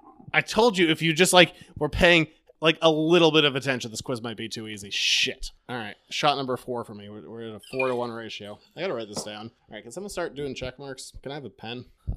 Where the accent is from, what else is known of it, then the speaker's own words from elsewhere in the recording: Maine, United States; we are from Maine.